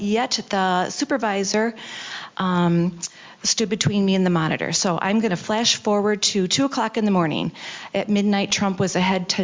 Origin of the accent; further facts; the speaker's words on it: Detroit, Michigan, United States; I am from Detroit. I'm from District 6. We have some thick skins where I'm from.